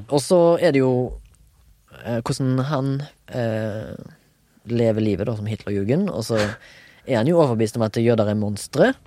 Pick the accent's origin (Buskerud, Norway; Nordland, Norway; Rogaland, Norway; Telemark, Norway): Rogaland, Norway; Haugesund; Jeg er fra Haugesund